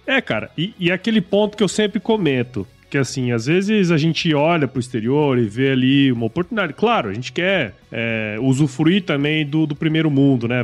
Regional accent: Cuiabá, Mato Grosso, Brazil; also born or lived in São Paulo; eu sou daqui de Cuiabá

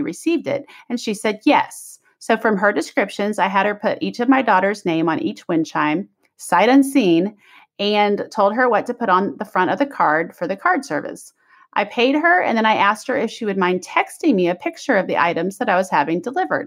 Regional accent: Kansas City, United States; moved away; I'm from Kansas City

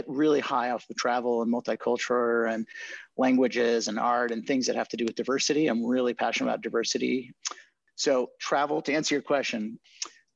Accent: Chile; moved away; also born or lived in Marin County, California; I'm bilingual because I grew up in Chile

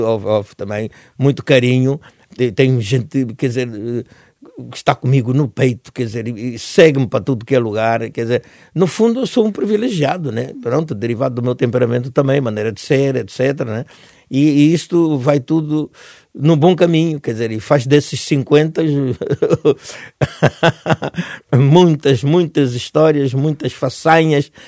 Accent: Angola; moved away as an adult; also born or lived in Netherlands / Portugal; eu, mesmo na Europa, consigo continuar a ser o africano que fui em Angola

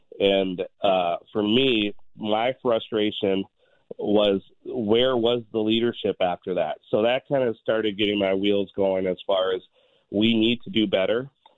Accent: Minneapolis, Minnesota, United States; also born or lived in India / Chicago; I was born in India. I was adopted when I was 2 years old and came to Minnesota and grew up in South Minneapolis, like you said. Went to Minneapolis Public Schools. Then I switched over, went to Minnehaha Academy in Minneapolis.

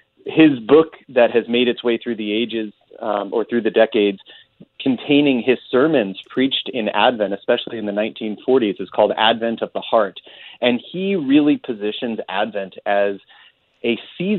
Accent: Southern California, United States; moved away as an adult; also born or lived in Nutley, New Jersey / Tennessee; now in Notre Dame, United States; I was born in Nutley, New Jersey. Spent a little bit of time growing up in Tennessee. Grew up for the most part in Southern California

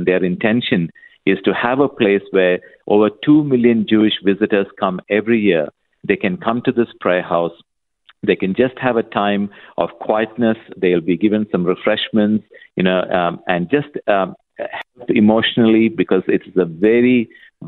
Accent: Kuwait; moved away; I was born and brought up in Kuwait in the Middle East.

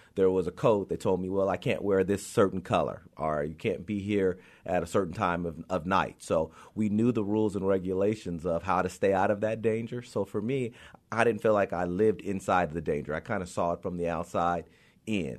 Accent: Compton, California, United States; I grew up in Compton because of the fact that I was there all the time

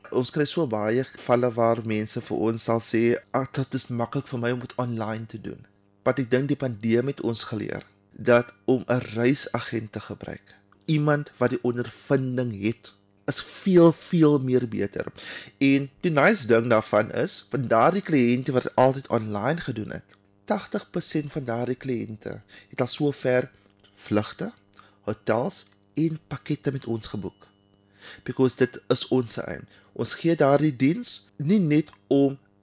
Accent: Cape Town, Western Cape, South Africa; ek is van Kaapstad, Proudly South African

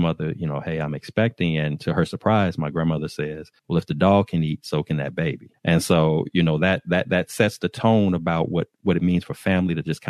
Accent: Chicago, Illinois, United States; I was born and raised in Chicago, Illinois, Chi-Town, Southside

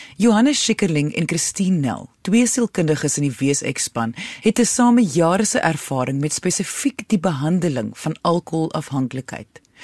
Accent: South Africa; ons almal, veral as Suid-Afrikaners

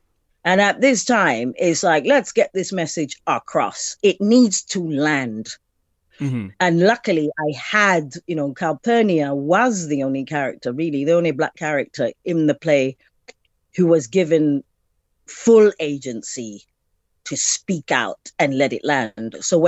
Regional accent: South Africa; for me, you know, as being a being an African, being a South African, being a black woman.

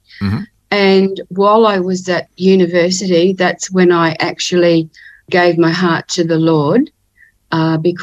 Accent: Ipswich, Queensland, Australia; now in Cairns, Australia; I was born in Ipswich, which is near Brisbane in Queensland, and grew up in a working class family

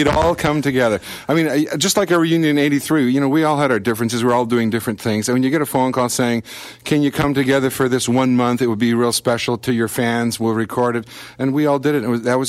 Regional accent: Canada; touring as a Canadian band there

